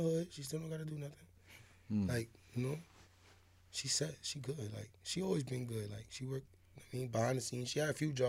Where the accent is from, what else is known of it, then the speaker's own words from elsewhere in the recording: New York City, New York, United States; also born or lived in Bronx; Harlem first, and I moved to the Bronx for a little while, for like 5 years